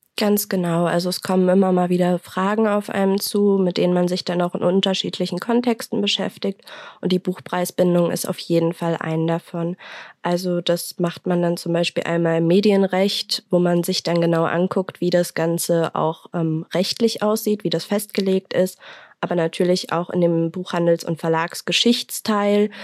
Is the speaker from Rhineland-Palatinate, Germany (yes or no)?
yes; Mainz, Rhineland-Palatinate, Germany; ich komme aus Mainz